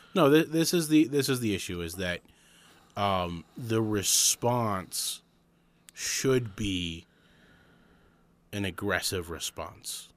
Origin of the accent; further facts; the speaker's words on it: Arizona, United States; we're from Arizona